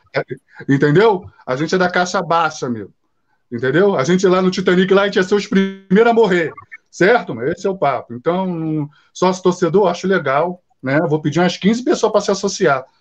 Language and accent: Portuguese; Rio de Janeiro, Brazil; eu moro muito perto de São Januário, eu sou cria aqui de São Januário